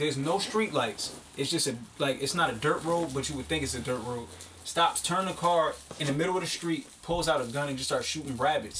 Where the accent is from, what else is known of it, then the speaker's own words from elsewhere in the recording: Newark, New Jersey, United States; also born or lived in Kentucky; growing up in Newark just turned me into a monster.